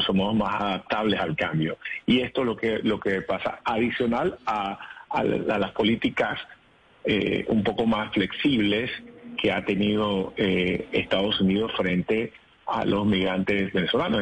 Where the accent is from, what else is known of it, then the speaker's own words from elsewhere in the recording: Panama; Nosotros como panameños